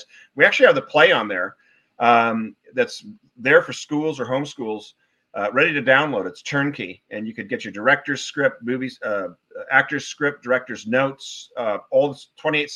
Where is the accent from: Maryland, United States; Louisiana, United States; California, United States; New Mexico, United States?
California, United States; Newport Beach; moved away as an adult; also born or lived in Wellesley, Massachusetts